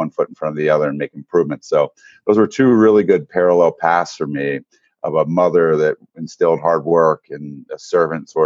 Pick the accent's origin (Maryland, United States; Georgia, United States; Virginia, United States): Maryland, United States; Eastern Shore of; I grew up on the Eastern Shore of Maryland